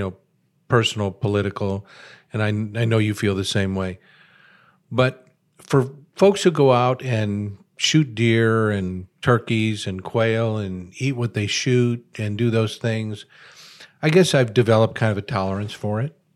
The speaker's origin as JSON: {"language": "English", "town": "Chicago", "region": "Illinois", "country": "United States", "tie": "born or raised there", "said": "I'm a very urban guy. I was born in Chicago."}